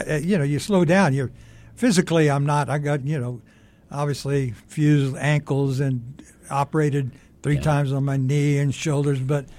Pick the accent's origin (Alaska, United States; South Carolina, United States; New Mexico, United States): New Mexico, United States; Isleta; Yeah, I'm from Isleta.